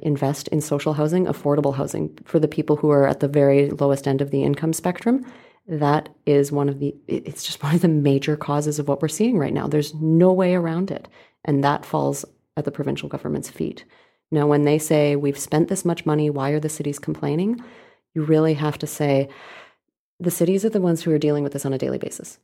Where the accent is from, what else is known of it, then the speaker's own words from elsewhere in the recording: Calgary, Alberta, Canada; moved away as an adult; now in Vancouver, Canada; I grew up in Calgary.